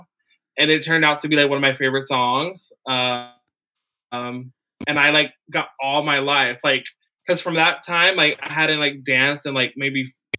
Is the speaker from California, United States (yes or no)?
yes; San Diego, California, United States; born and raised in Logan Heights